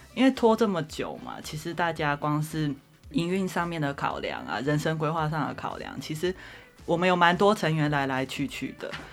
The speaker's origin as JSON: {"language": "Chinese", "town": "Zhudong", "region": "Hsinchu County", "country": "Taiwan", "tie": "born or raised there", "also_born_or_lived": "Taichung, Taiwan / Taipei, Taiwan / New York, United States / Boston, United States", "moved": "as an adult", "said": "我本来其实是乡下小孩，我在竹东长大这样子"}